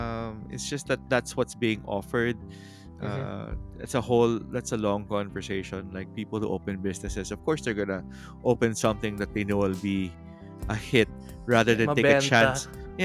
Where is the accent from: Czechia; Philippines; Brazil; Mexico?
Philippines; Manila, Metro Manila; growing up in Manila